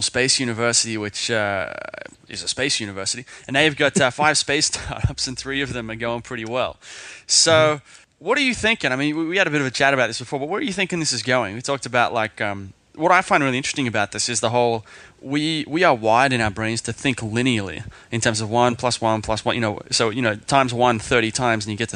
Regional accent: Sydney, New South Wales, Australia; now in Singapore; I'm in Singapore, and I'm actually from Sydney.

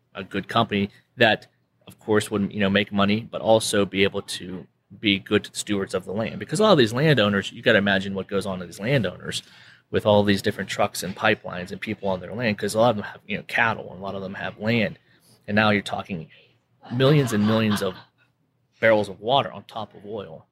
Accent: Western Pennsylvania, United States; moved away as an adult; now in Permian Basin, United States; originally from Western Pennsylvania. So I'm not a local here, I'm a transplant

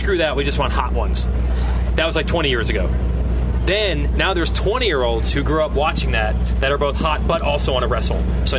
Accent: New Jersey, United States; I was lucky to be from New Jersey

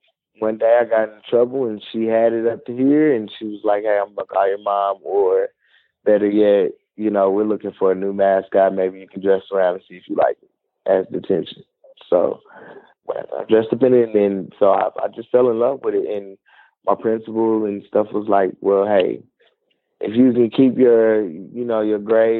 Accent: Kansas City, Missouri, United States; I'm originally from Kansas City, Missouri

